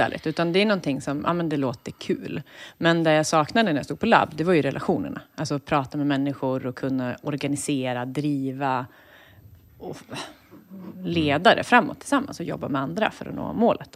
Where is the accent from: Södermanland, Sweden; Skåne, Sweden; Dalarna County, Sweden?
Södermanland, Sweden; Eskilstuna; Jag kommer från Eskilstuna